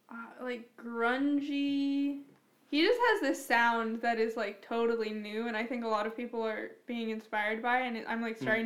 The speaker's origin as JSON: {"language": "English", "town": "Pittsburgh", "region": "Pennsylvania", "country": "United States", "said": "I'm from Pittsburgh."}